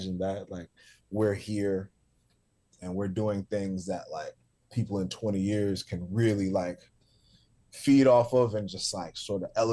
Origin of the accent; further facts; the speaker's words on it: New York City, New York, United States; the church that I grew up in South Jamaica, Queens, on Guy R. Brewer Boulevard